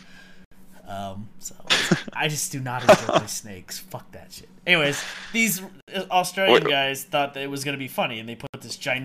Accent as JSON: {"language": "English", "town": "Miami", "region": "Florida", "country": "United States", "tie": "born or raised there", "moved": "yes", "said": "I'm from Miami, Miami, Florida. So that's where I was born and raised and grew up there"}